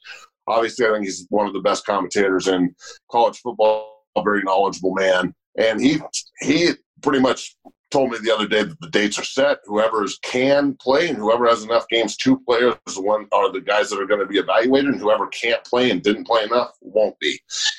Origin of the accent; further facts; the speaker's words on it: Boulder, Colorado, United States; the Boulder Daily Camera, my hometown paper when I was a kid.